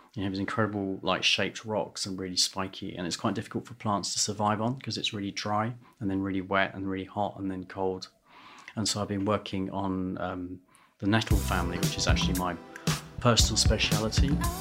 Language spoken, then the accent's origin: English; London, United Kingdom; I was born in London and grew up in London